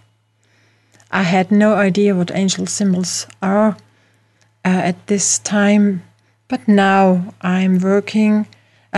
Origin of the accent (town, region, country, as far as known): Austria; accent: Austrian; English is a second language